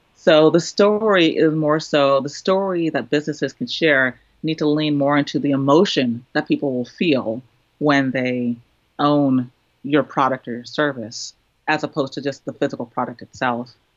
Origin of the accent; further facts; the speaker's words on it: Trinidad & Tobago; now in United States; me being Trinidadian, being a woman, uh, being a person of color in the United States, living in an urban area